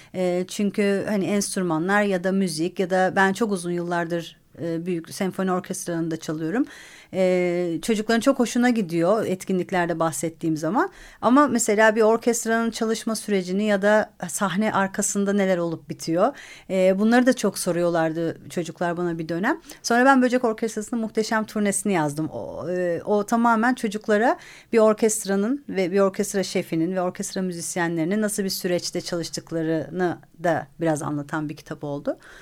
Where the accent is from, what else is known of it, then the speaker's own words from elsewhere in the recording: Istanbul, Turkey; ben İstanbul'un çok güzel bir yerinde büyüdüm